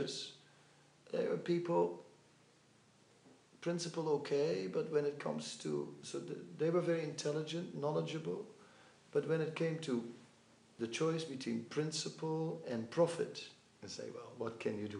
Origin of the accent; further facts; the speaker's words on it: Amsterdam, North Holland, Netherlands; I'm from Amsterdam.